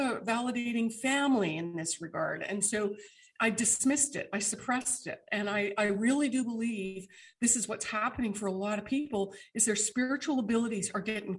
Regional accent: Canada; moved away; all of my Canadian friends, my kins, because I hail from Canada originally

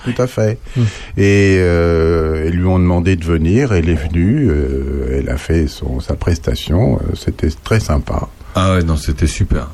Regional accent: Paris, Île-de-France, France; moved away; quand j'étais gamin, j'étais surtout parisien

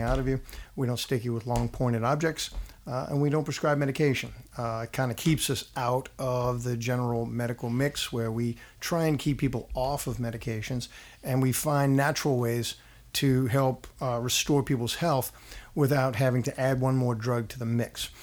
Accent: New Orleans, Louisiana, United States; also born or lived in Donaldsonville; I grew up in New Orleans.

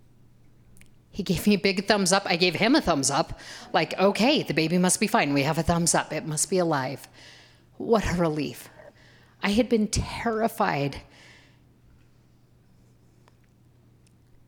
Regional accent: Boise, Idaho, United States; I grew up here in Boise

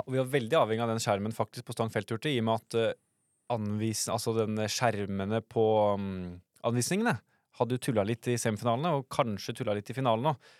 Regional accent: Østfold, Norway; jeg er fra Østfold

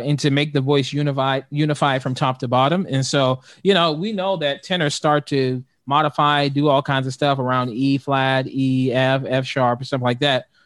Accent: Youngstown, Ohio, United States; I'm from Youngstown, Ohio

